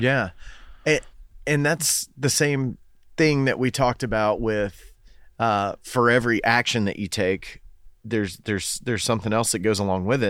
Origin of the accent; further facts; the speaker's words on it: Fort Loudoun Lake, Tennessee, United States; I grew up on Fort Loudon